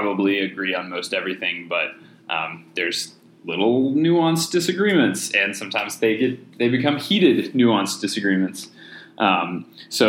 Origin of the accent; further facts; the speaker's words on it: North Carolina, United States; now in Washington, D.C., United States; I'm from North Carolina